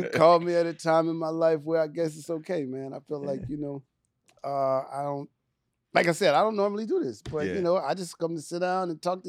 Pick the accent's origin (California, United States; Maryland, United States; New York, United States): California, United States; Richmond; Growing up in Richmond, man, no. See, because that's the Bay Area.